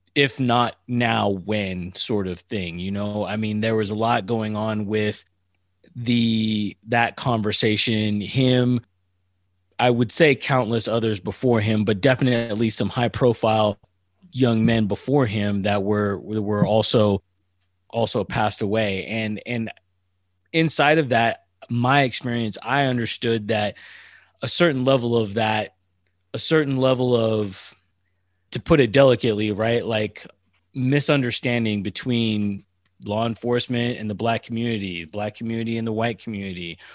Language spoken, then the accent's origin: English; Northern California, United States; also born or lived in San Diego / Annapolis; I'm from Northern California